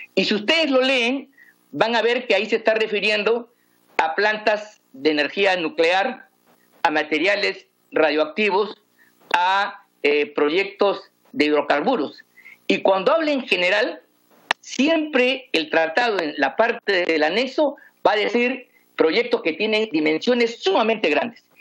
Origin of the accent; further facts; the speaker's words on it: Peru; venimos peleando los peruanos